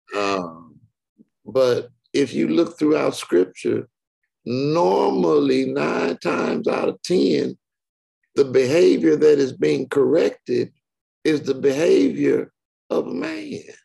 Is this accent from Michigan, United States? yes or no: yes; Detroit, Michigan, United States; now in Houston, United States; I'm in Houston, but I'm not from Houston. I'm from Detroit